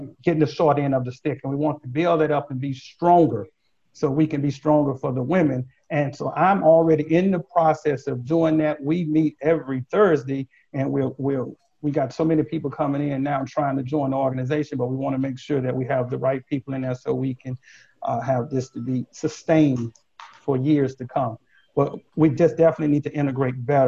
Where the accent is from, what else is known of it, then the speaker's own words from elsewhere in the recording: Texas, United States; moved away; I grew up in Texas